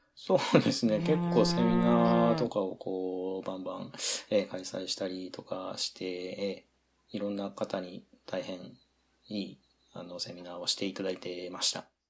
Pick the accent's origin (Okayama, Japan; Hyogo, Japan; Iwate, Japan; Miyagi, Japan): Okayama, Japan; moved away as an adult; now in Aomori, Japan; 私もともとは岡山県の出身で、えー、大学で進学を、まあ、青森市にしたので、それで青森に移り住んできたという感じです